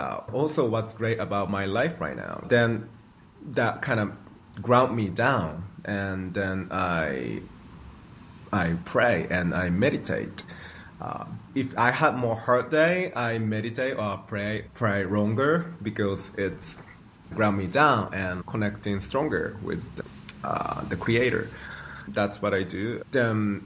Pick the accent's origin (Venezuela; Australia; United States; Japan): Japan; I grew up in Japan